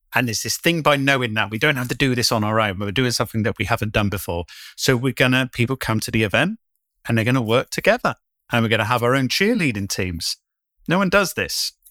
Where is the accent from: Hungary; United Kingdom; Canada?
United Kingdom; moved away as an adult; also born or lived in London; when I first moved back to my hometown